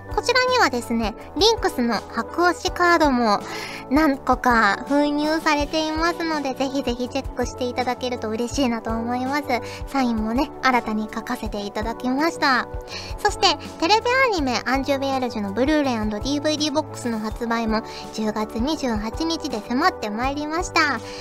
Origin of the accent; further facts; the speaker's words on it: Fukuoka, Japan; moved away; 小さい頃からずっと福岡に住んでてん